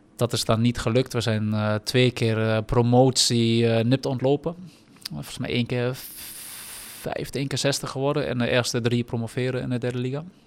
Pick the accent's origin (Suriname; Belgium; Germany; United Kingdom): Germany; now in Netherlands; als Duitse jongen